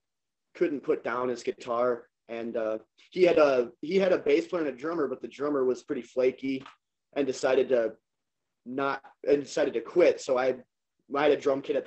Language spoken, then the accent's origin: English; Janesville, Wisconsin, United States; born and raised. Still living here.